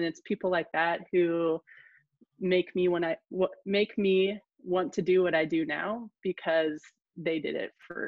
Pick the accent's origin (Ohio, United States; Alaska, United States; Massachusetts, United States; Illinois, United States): Alaska, United States; Kodiak; growing up in Kodiak is like a lot of places in Alaska